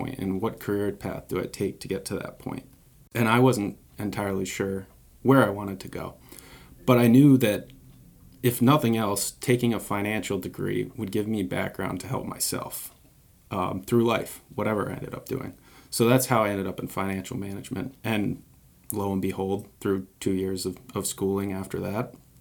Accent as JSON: {"language": "English", "town": "Mystic", "region": "Connecticut", "country": "United States", "tie": "born or raised there", "moved": "yes", "lives_now": "Newport, United States", "said": "I grew up in Mystic, always lived on the water"}